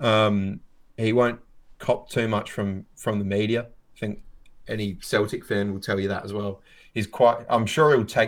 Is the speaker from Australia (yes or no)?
yes; Australia; I'm Australian